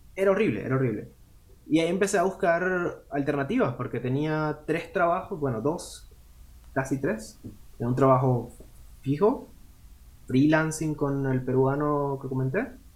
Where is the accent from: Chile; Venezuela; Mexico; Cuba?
Venezuela; Cumaná, Sucre; moved away as an adult; also born or lived in Carúpano; now in Nuremberg, Germany; Yo, yo nací en Carúpano, lo que viene siendo el estado Sucre. Yo me crié en Cumaná